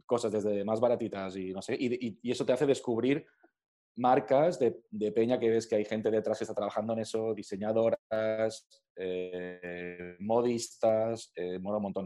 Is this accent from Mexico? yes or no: no; Alcoy, Valencian Community, Spain; now in Madrid, Spain; yo soy alcoyano, yo soy de, de Alcoy